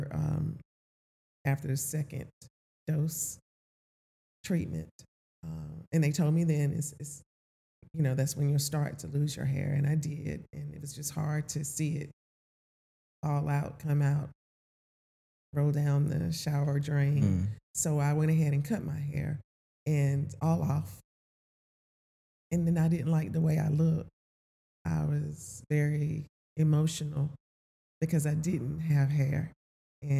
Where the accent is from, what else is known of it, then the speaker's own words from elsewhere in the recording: North Carolina, United States; moved away as an adult; I'm not from this area. I'm from North Carolina, okay. But I lived here for 24 years